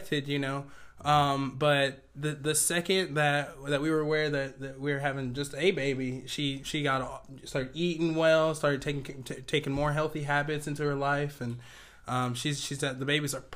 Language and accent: English; Warren, Ohio, United States; moved away as an adult; now in Lexington, United States; I was born in Warren, Ohio. It's a small town just northeast of Youngstown. No, I usually say Cleveland because nobody knows where Warren is. But I grew up there.